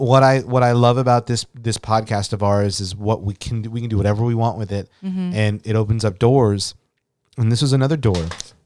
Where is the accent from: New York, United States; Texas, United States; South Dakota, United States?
Texas, United States; Kingsville; he is from my hometown, and where Elena currently lives now.